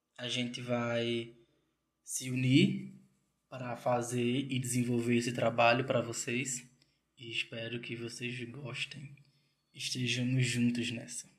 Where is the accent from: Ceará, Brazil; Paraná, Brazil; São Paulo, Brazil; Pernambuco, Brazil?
Pernambuco, Brazil; Triunfo; moved away as an adult; now in Aracaju, Brazil; sou do interior de Pernambuco, uma cidade chamada Triunfo, mas há dois anos eu resido aqui em Aracaju, Sergipe